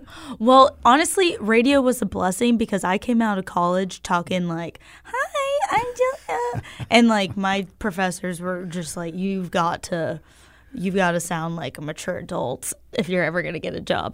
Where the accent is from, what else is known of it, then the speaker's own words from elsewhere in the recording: Austin, Texas, United States; moved away as an adult; also born or lived in Los Angeles / New York; now in Memphis, United States; I grew up in Austin, Texas.